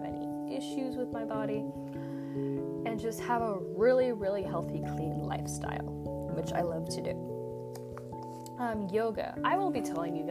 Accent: United States; I'm from the United States.

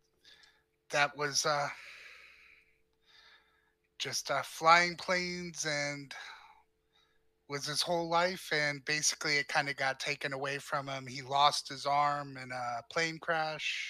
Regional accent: Miami, Florida, United States; now in Chicago, United States; I live in Chicago now, so I guess technically, but I grew up in Miami, Florida

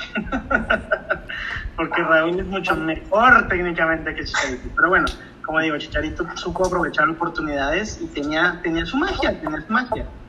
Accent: Mexico; todos como mexicanos

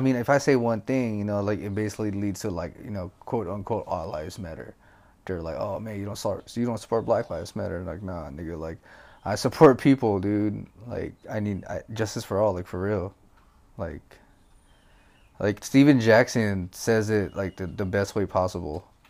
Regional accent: Philippines; English is a second language; I'm Filipino. So obviously English is not good.

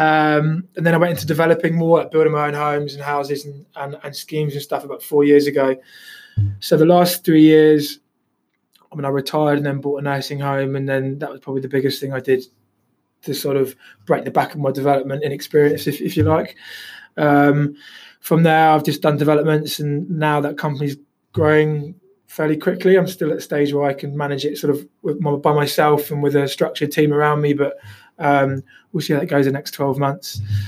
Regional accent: London, United Kingdom; born there; And I was born in London, so to be back in London and around my family and mates

